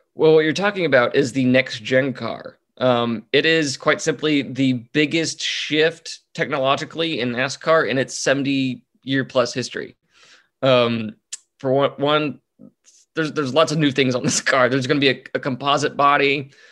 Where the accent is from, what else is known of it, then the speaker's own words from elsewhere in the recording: North Texas, United States; I was raised in North Texas